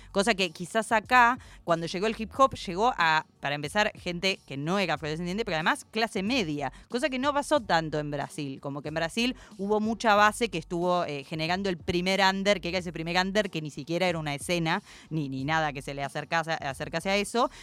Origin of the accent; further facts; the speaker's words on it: Argentina; soy argentinísima